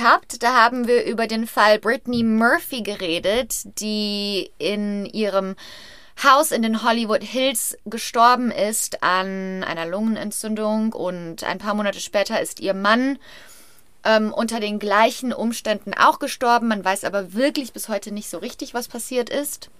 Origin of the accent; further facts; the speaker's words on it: Brachelen, North Rhine-Westphalia, Germany; ich bin im Brachelen im Kreis Hückelhofen ähm, aufgewachsen